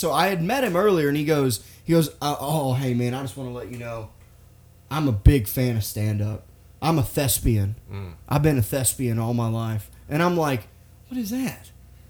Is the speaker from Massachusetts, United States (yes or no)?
yes; Boston, Massachusetts, United States; You know, I'm from Boston. I don't know if you guys know that.